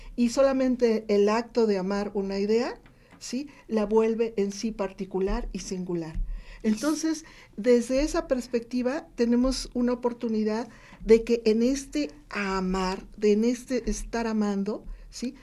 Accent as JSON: {"language": "Spanish", "region": "Veracruz", "country": "Mexico", "moved": "as an adult", "lives_now": "Puebla, Mexico", "said": "Yo soy una veracruzana vecindad aquí desde 1986 que decidí crear mi hogar aquí en Puebla"}